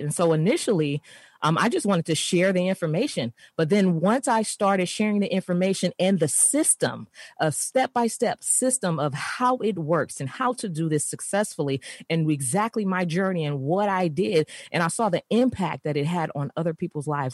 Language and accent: English; San Francisco, California, United States; I grew up in San Francisco, of course, in the urban community um, in San Francisco